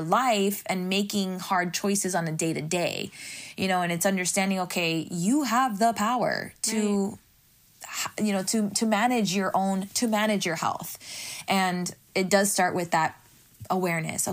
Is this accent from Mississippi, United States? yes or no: no; Miami, Florida, United States; I'm from Miami